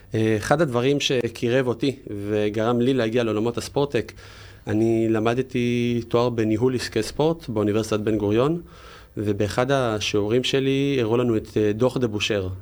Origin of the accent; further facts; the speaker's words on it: Jerusalem, Jerusalem District, Israel; במקור ירושלמי